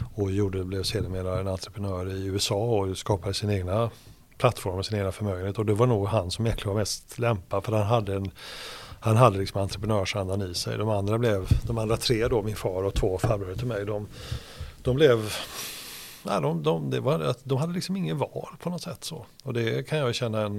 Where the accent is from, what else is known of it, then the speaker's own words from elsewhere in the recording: Hindås, Västra Götaland, Sweden; moved away; also born or lived in Gothenburg; Och i närheten där är jag född och sen är jag uppvuxen på den, på den platsen